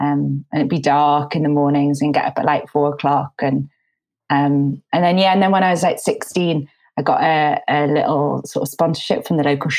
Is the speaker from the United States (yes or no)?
no; Tynemouth, North East England, United Kingdom; moved away as an adult; now in London, United Kingdom; So I grew up here in Tynemouth, and I'm actually just up here at the moment. I live down in London, but when there was sort of an ease in the restrictions around lockdown, I came back up 2 weeks ago.